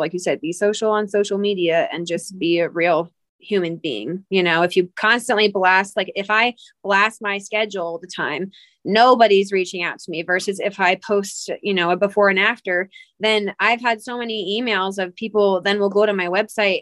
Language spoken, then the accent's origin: English; Pennsylvania, United States; moved away as an adult; also born or lived in Georgia / South Carolina / Salt Lake City, Utah; now in Salt Lake City area, United States; I'm originally from Pennsylvania, but my husband is military, so that's what brought us out here.